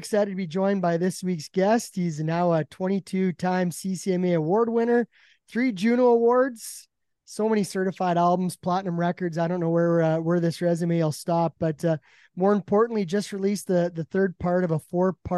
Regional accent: Big Valley, Alberta, Canada; I was about 18 or 19 working an event in my hometown of Big Valley

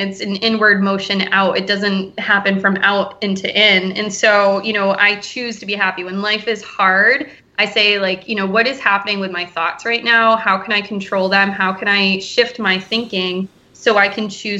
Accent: New Hampshire Seacoast, United States; also born or lived in Portland, Maine / Boston area, Massachusetts / Cape Cod, Massachusetts; I grew up here on the Seacoast, and I moved away, and I lived in Portland, Maine

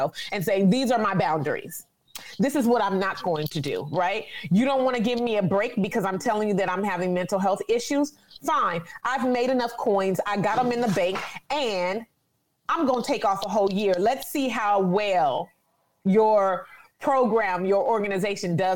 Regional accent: California, United States; I'm from California

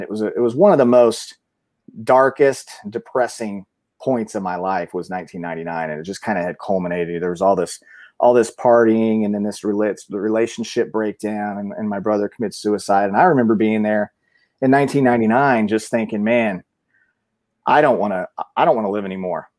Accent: Mount Zion, Illinois, United States; moved away as an adult; also born or lived in Decatur, Illinois / Bloomington-Normal, Illinois; I was born, I went to school, uh, all through grade school in, in, uh, Mount Zion, Illinois.

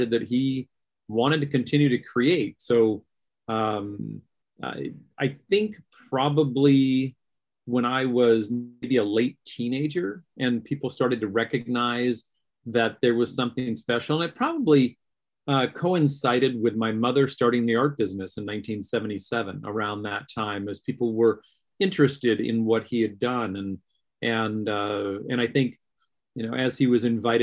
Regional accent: Irvine, California, United States; in Irvine, here in my hometown at Great Park, Irvine

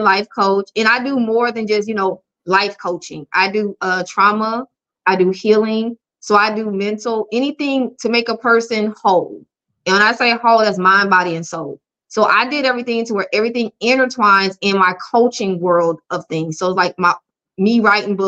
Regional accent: Sumter, South Carolina, United States; I am from Sumter, South Carolina

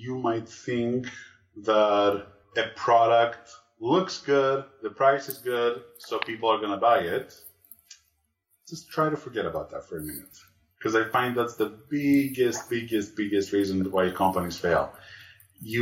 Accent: Greece; moved away; I'm originally from Greece.

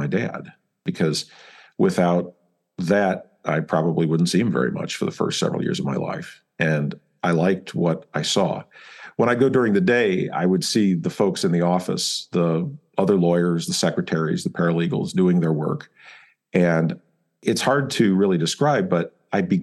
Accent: Urbana, Illinois, United States; I was born and raised in Champaign-Urbana

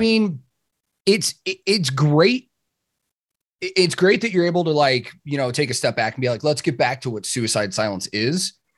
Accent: Chicago, Illinois, United States; I grew up in Chicago.

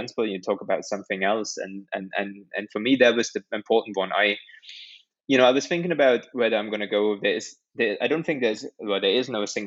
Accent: Germany; now in United Kingdom; I grew up in Germany

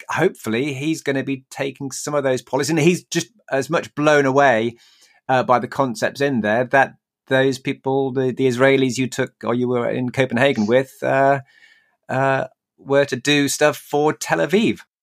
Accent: Newcastle upon Tyne, North East England, United Kingdom; Newcastle, my hometown

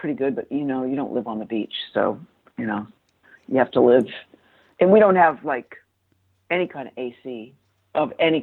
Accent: Newport, Rhode Island, United States; moved away; I was brought up in Newport, Rhode Island.

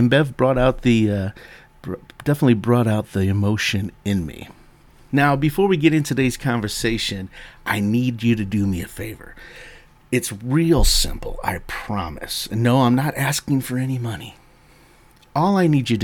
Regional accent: United States; accent: American; my poor American accent

